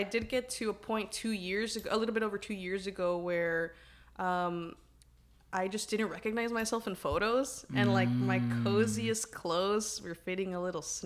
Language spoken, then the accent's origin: English; Dallas, Texas, United States; I was born and raised in Dallas, Texas.